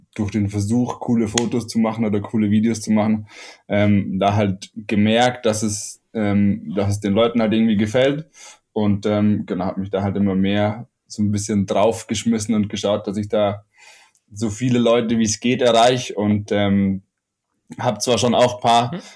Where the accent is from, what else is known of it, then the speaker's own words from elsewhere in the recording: Ammersee, Bavaria, Germany; also born or lived in Munich; bin in München geboren und am Ammersee aufgewachsen